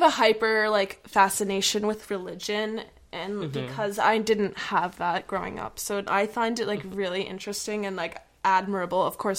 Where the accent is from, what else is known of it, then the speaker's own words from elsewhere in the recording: Minnesota, United States; So, I grew up in Minnesota, where I am right now currently, but I'm in New York a lot, too. Mm-hmm. But I grew up in Minnesota in a, like, smallish town, kind of like a touristy town. My dad is from, like, Wisconsin.